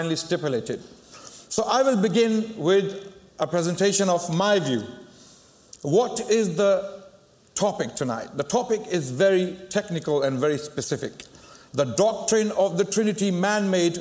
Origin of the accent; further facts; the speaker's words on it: Pakistan; I come from Pakistan